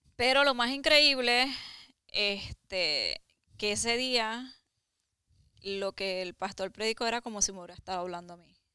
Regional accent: Carolina, Puerto Rico; moved away; vivía en Puerto Rico porque soy de Carolina, ah, Puerto Rico

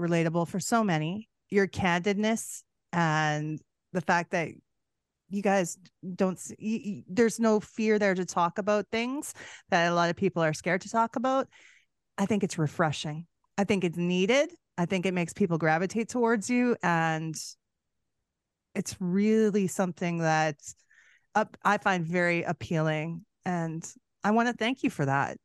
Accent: Canada; being a Canadian

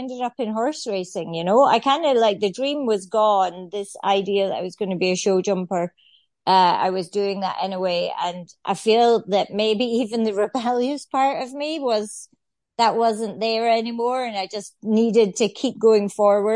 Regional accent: Scotland, United Kingdom; moved away as an adult; also born or lived in Ireland; I'm Scottish, so my whole family lives back home in Scotland, farming types, and I have lived in Ireland on and off since I was 21

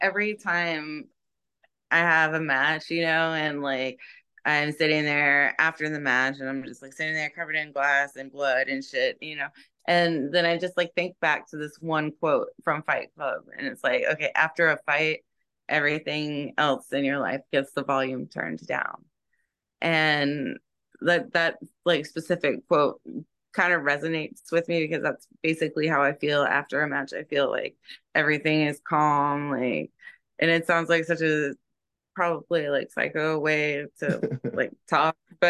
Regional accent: Jacksonville, Florida, United States; now in Tampa, United States; Jacksonville is my hometown

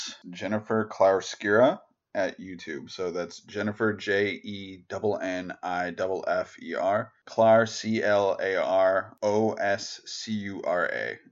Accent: United States; my home country, the US

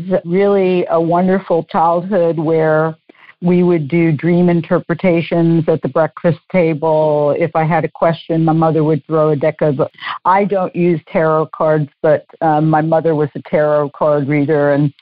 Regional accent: New Orleans, Louisiana, United States; I'm from New Orleans

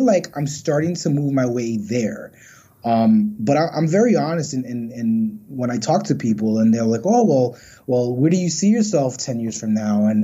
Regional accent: New York City, New York, United States; also born or lived in Pennsylvania; I was born and raised in Brooklyn

